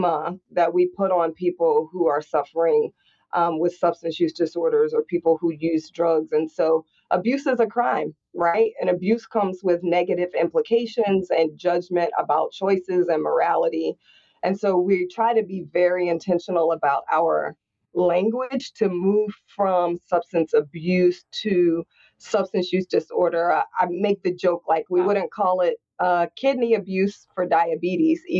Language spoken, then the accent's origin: English; Indianapolis, Indiana, United States; I grew up in Indianapolis, Indiana in the 80s